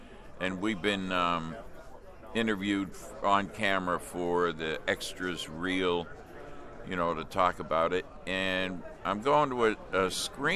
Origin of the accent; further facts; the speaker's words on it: Pittsburgh, Pennsylvania, United States; I grew up in the Pittsburgh area